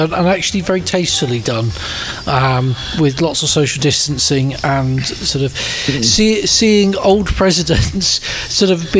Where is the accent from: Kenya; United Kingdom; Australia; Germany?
United Kingdom; Devon, South West England; growing up in Devon